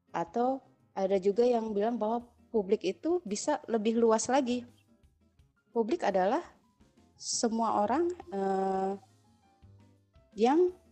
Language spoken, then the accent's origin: Indonesian; Java, Indonesia; jadi misalnya ya gue orang Jawa gitu kan bapak ibu Jawa asli gitu kan walaupun gue tinggal dimanapun gue akan selalu terkoneksi dengan budaya Jawa gitu walaupun gue nggak tinggal di Jawa